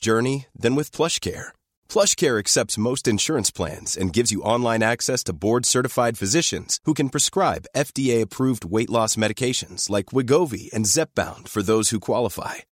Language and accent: English; Rothwell, Yorkshire and the Humber, United Kingdom; growing up in Rockwell